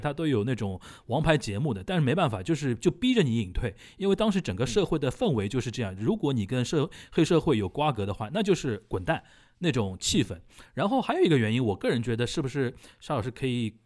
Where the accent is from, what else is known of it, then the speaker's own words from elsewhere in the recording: China; 我们中国人对山口组的一个名气好像是最响的吧